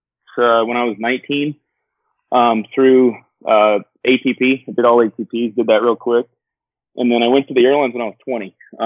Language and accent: English; South Georgia, United States; Born and raised in South Georgia.